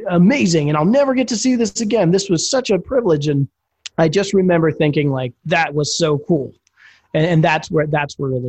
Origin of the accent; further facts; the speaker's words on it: Atlanta, Georgia, United States; born there; I had grown up a Braves fan. I was born in Atlanta, and my siblings were all born in different places.